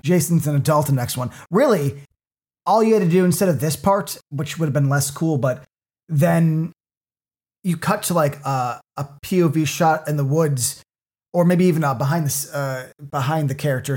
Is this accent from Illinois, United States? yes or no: yes; Cook County, Illinois, United States; I am from Cook County